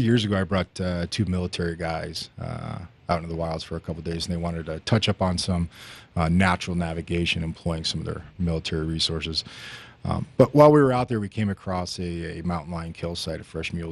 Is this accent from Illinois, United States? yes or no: no; Highlands Ranch, Colorado, United States; I grew up in Highlands Ranch, not too far from here, but when Highlands Ranch was about, you know, 50 homes.